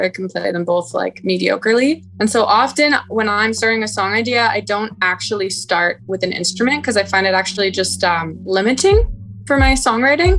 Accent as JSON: {"language": "English", "town": "Toronto", "region": "Ontario", "country": "Canada", "said": "I'm from Toronto"}